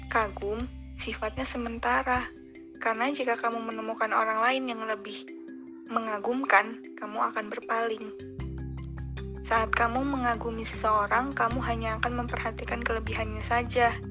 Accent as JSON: {"language": "Indonesian", "region": "Lampung", "country": "Indonesia", "tie": "born or raised there", "said": "Aku lahirnya di Lampung, besar di Lampung, kuliah di Lampung."}